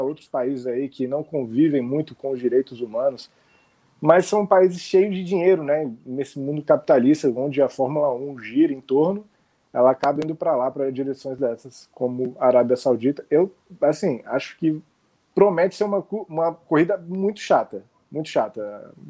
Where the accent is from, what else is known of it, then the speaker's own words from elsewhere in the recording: Brasília, Federal District, Brazil; now in Rio de Janeiro, Brazil; Eu moro eu tô, moro no Rio, mas há algum tempo eu sou de Brasília